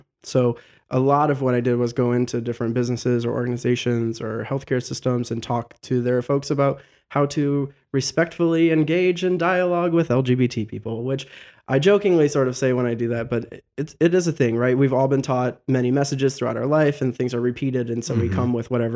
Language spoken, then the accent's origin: English; Genoa, Ohio, United States; now in Toledo, United States; I grew up in Genoa.